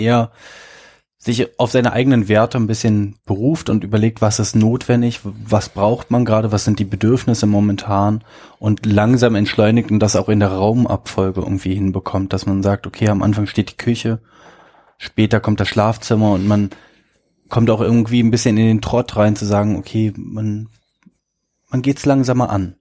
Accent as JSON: {"language": "German", "region": "Berlin", "country": "Germany", "said": "wir sind ja beide Berliner"}